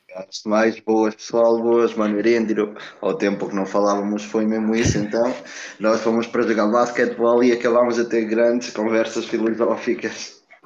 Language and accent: Portuguese; Portugal; also born or lived in Brazil; nasci no Brasil, vim para Portugal muito cedo, com dois meses